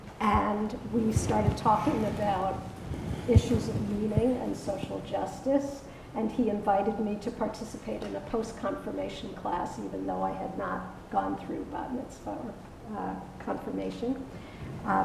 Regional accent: New York City, New York, United States; also born or lived in Long Island; I was raised in New York. I was the second child. The apartment in Brooklyn was too small, and so my family moved to Long Island.

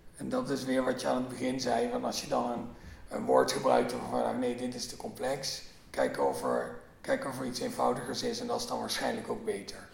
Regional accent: Limburg, Netherlands; mijn geboortedorp

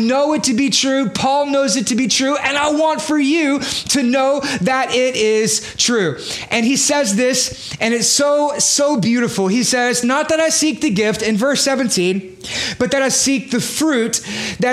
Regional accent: Beaumont, Texas, United States; moved away as an adult; also born or lived in Houston / New York; I'm from Beaumont

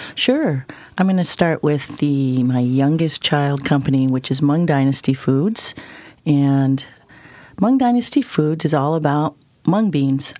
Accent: Ann Arbor, Michigan, United States; I grew up in Ann Arbor, Michigan

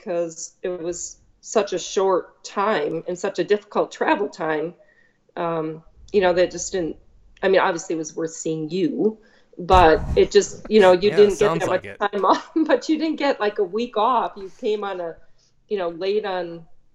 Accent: Michigan, United States; moved away as an adult; also born or lived in Illinois / Orange County, California; now in California, United States; we grew up in Michigan our whole lives

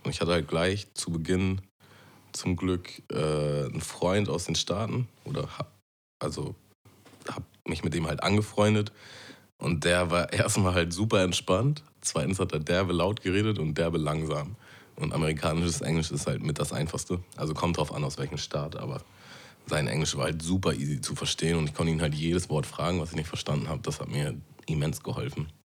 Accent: Hamburg, Germany; Hamburg ist halt schon meine Heimat, so ich fühle mich sehr verbunden mit dieser Stadt

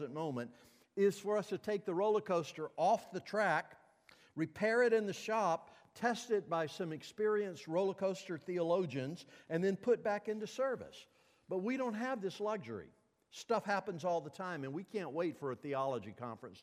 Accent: Mississippi, United States; when I was a kid growing up in Mississippi and Martin Luther King was marching in the streets of my town

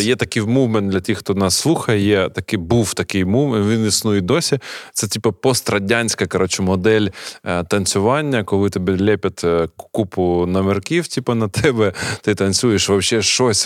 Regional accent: Kharkiv, Kharkiv Oblast, Ukraine; як харків'янин

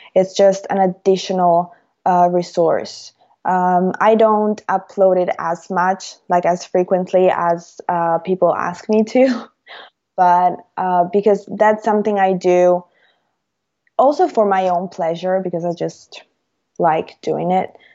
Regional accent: Rome, Lazio, Italy; I'm Italian. I'm from Rome

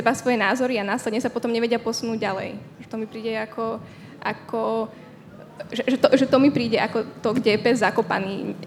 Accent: Slovakia; moved away as an adult; also born or lived in Czech Republic; keď som odchádzala zo Slovenska, tak som bola dosť mladá. Uh, mala som 18 rokov

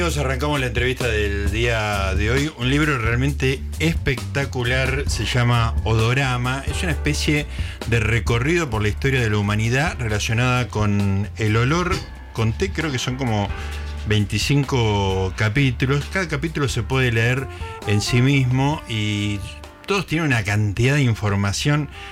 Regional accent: Capilla del Monte, Córdoba, Argentina; moved away; mi infancia en Capilla del Monte Córdoba

